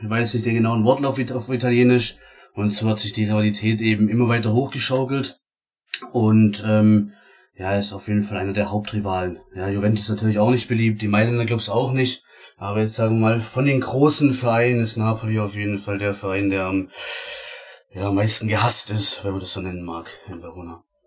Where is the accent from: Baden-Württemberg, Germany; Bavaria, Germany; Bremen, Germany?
Baden-Württemberg, Germany; Ich komme äh, aus Baden-Württemberg, ist nicht allzu weit